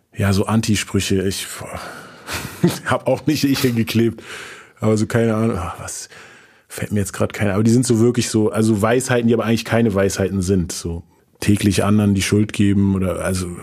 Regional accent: Berlin, Germany; also born or lived in Frankfurt; Meine Eltern leben beide noch in Morbid auch, also quasi auch in der gleichen Gegend, wo ich aufgewachsen bin

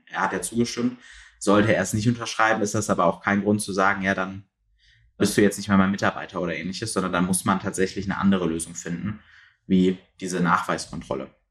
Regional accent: Mönchengladbach, North Rhine-Westphalia, Germany; Komme selber aus Mönchengladbach, also aus dem tiefen Westen

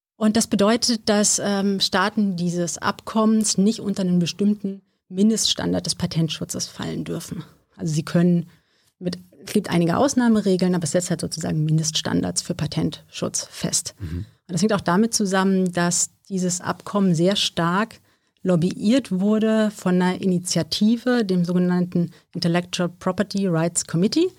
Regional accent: Wißmar, Hesse, Germany; moved away as an adult; now in Berlin, Germany; ich bin auf dem Dorf aufgewachsen

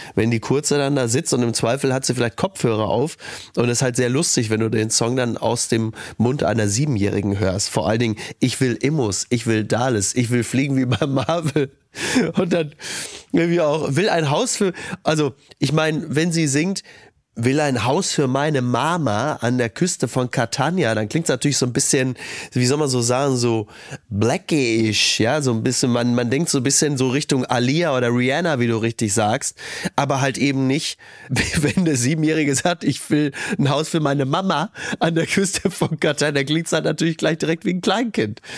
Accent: Kassel, Hesse, Germany; moved away; Wir kommen aus Kassel Brauxel

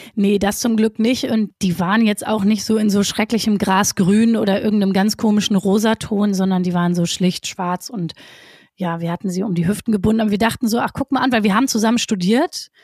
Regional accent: Essen, North Rhine-Westphalia, Germany; ich komme aus Essen

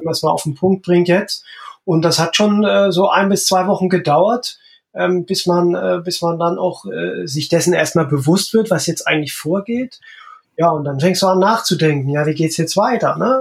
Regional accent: Nossen, Saxony, Germany; born or raised there; also born or lived in Freital; now in Horumersiel, Germany

